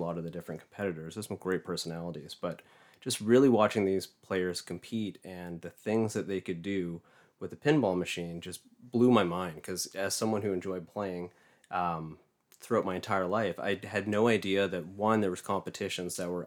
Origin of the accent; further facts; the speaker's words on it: New Westminster, British Columbia, Canada; I grew up in New Westminster, so just outside of Vancouver.